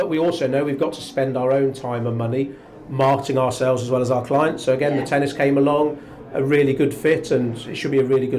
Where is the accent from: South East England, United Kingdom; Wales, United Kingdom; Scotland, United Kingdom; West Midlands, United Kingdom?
West Midlands, United Kingdom; Telford; also born or lived in London / Shrewsbury; I'm from the dark side. I'm from Telford, not Shrewsbury.